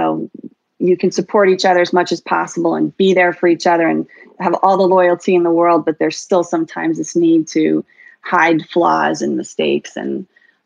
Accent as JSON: {"language": "English", "town": "New York City", "region": "New York", "country": "United States", "tie": "born or raised there", "also_born_or_lived": "Bronx, New York", "moved": "yes", "lives_now": "Bend, Oregon, United States", "said": "I was born in the Bronx, but grew up for the most part on the Upper East Side"}